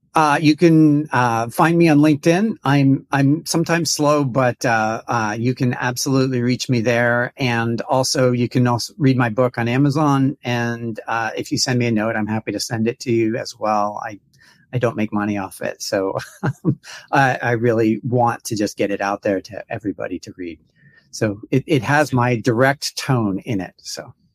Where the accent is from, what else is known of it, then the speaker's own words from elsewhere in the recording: United States; an American